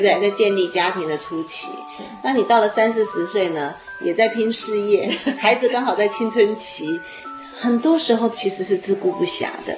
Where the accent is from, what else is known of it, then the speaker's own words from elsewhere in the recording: Taiwan; 我们在台湾的孩子们长大不太习惯拥抱父母亲